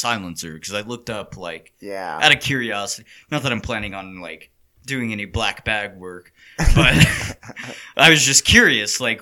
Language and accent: English; Texas, United States; as a Texan